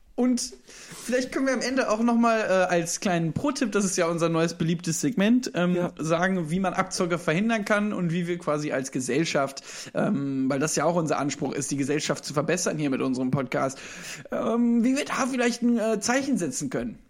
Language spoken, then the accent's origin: German; Düsseldorf, North Rhine-Westphalia, Germany; ich bin ja gebürtiger Düsseldorfer